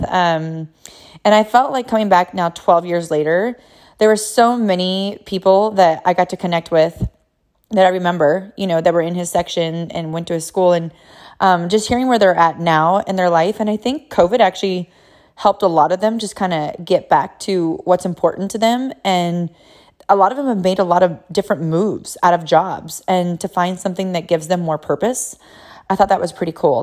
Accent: California, United States; moved away as an adult; also born or lived in Hawaii / Boston; I am from California originally, and then I moved to Hawaii

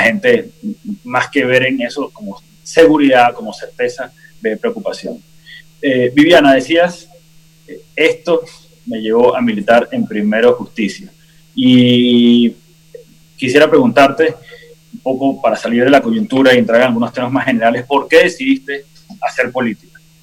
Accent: Venezuela; como venezolanos

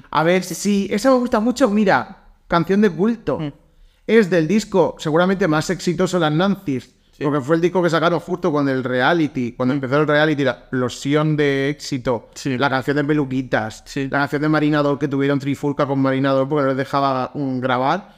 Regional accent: Valencia, Valencian Community, Spain; De pequeño me veía en Valencia

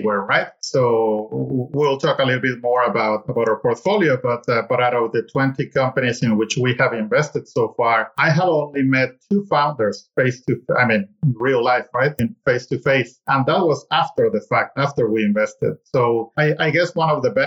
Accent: Mexico; I'm originally from Mexico and so is my wife and all of my family

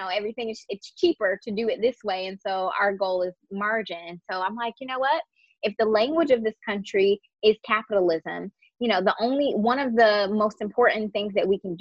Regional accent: United States; for the average Black person, we are just American.

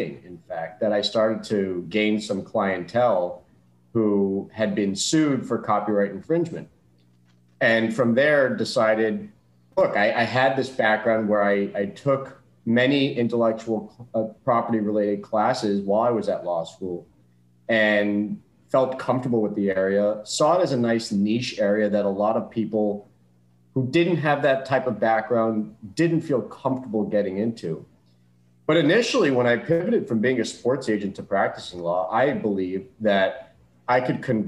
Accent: South Florida, United States; I was born and raised in South Florida

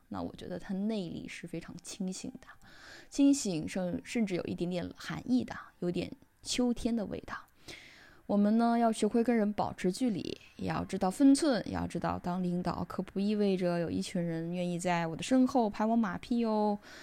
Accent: China; moved away as an adult; now in Germany; 我是一个中国人

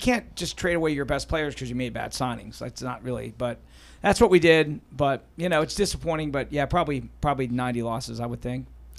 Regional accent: Columbus, Ohio, United States; I grew up in Columbus

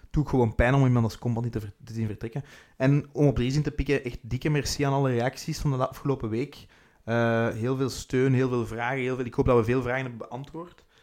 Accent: Ghent, East Flanders, Belgium; accent: Ghent; Dat is … die mijn Gens accent ja, we

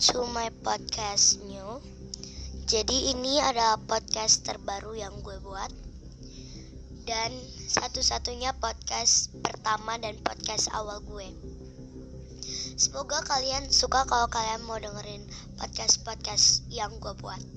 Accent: West Java, Indonesia; Asal gue dari Karang Jawa Barat dan gue adalah perempuan.

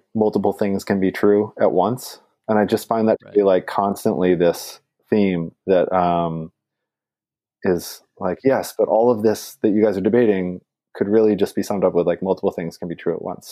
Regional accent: Portland, Oregon, United States; now in East Coast, United States; to be on the East Coast and to have my hometown in the national news

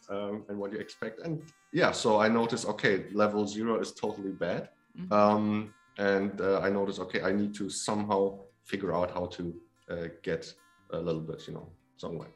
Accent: Hamburg, Germany; moved away as an adult; also born or lived in Poland; now in Taiwan; I was born there. I grew up in Germany

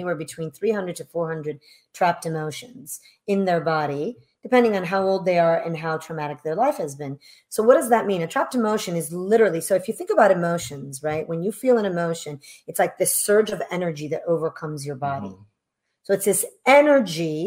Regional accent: Italy; moved away; I was born in Italy, love my country

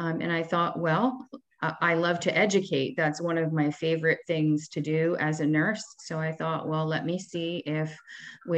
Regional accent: New Jersey, United States; I am from New Jersey, have always lived in New Jersey.

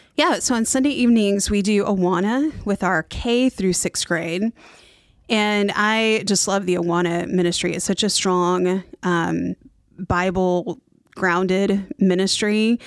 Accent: Oklahoma, United States; moved away as an adult; also born or lived in Fort Worth, Texas; now in Mooresville, United States; I grew up in Oklahoma

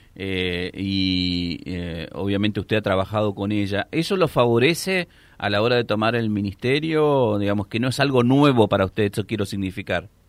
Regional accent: northern Santa Fe, Argentina; somos los norteños

